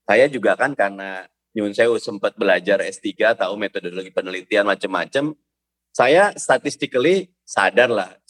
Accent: Jakarta, Indonesia; saya memang orang Betawi, saya lahir di Jakarta

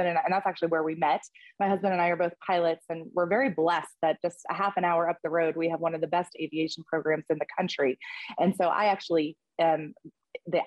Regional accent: Pittsburgh, Pennsylvania, United States; born or raised there; moved away as an adult; also born or lived in Kentucky

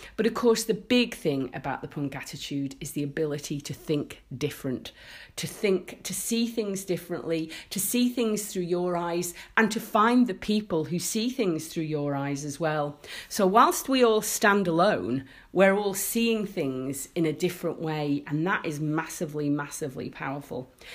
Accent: Isle of Man; my life growing up in the Isle of Man

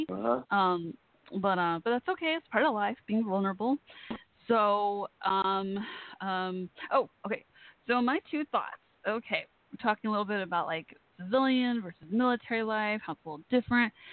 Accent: Texas, United States; accent: Texan; I am Texan, if you can't tell from my accent

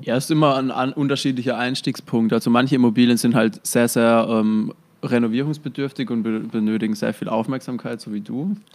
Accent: near Heilbronn, Baden-Württemberg, Germany; Also ich komme ja aus der Nähe von Heilbronn

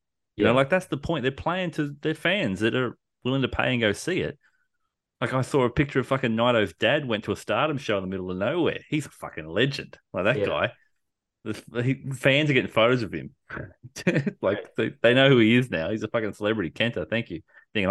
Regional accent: Australia

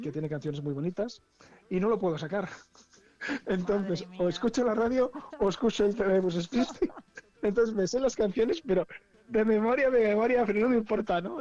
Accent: Esguevillas de Esgueva, Castile and León, Spain; also born or lived in Valladolid; mi pueblo es Esguevillas de Esgueva, ¿no? Un, pueblo está a 30 kilómetros de, de, Valladolid

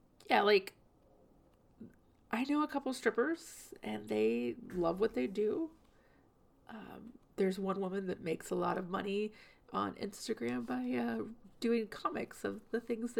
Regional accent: the South, United States; I just, growing up in the South, it's not the first time I've heard something like that.

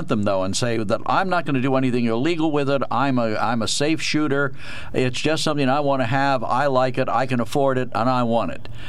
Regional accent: Harrisburg, Pennsylvania, United States; I grew up in Harrisburg

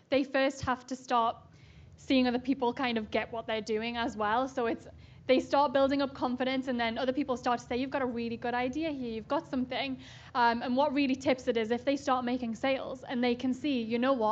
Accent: Newcastle upon Tyne, North East England, United Kingdom; I'm from Newcastle, right near Scotland in the UK.

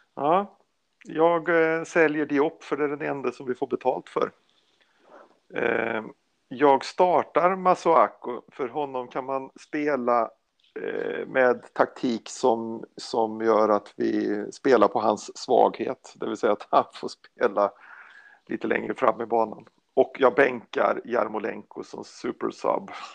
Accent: Sweden; jag är svensk

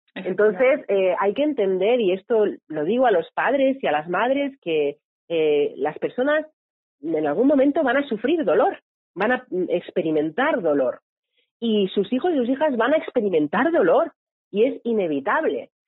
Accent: Barcelona, Catalonia, Spain; Yo, yo soy de Barcelona y vivo en Barcelona.

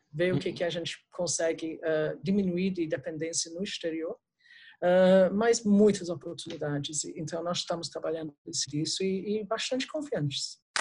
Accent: England, United Kingdom; Portuguese is a second language; moved away as an adult; now in Brazil; Eu sou, sou britânica, né? Como eu falei, eu sou da Inglaterra. saí da Inglaterra nos anos 80

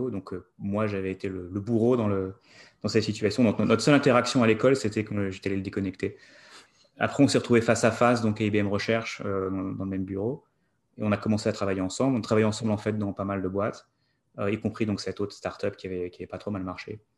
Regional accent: France; moved away as an adult; also born or lived in New York, United States; now in United States; grandi en France, étudié en France.

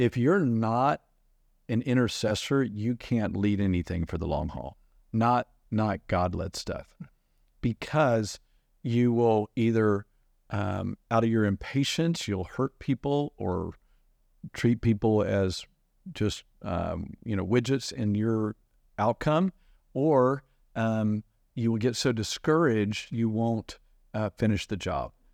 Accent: United States; As an American

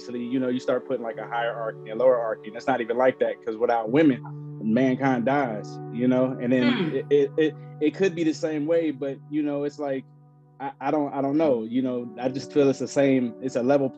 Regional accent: Los Angeles, California, United States; I'm from South Central L.A.

